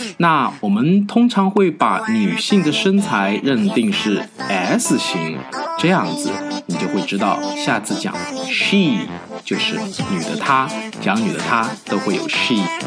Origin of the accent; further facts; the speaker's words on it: China; moved away; 我们中国人